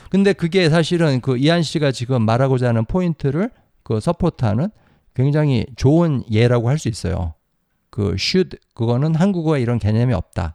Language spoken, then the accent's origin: Korean; South Korea; first language Korean; 저는 저는 한국 사람으로서 영어를 배웠으니까